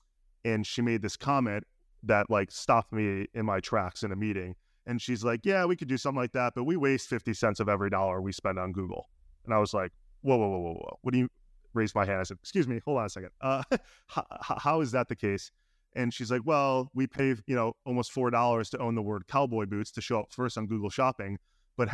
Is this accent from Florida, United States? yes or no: no; Chicago, Illinois, United States; I'm from Chicago.